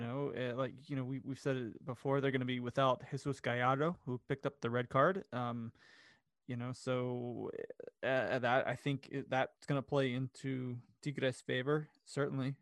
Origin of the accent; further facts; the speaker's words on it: Daytona Beach, Florida, United States; I grew up in Central Florida. Um, I lived in Daytona Beach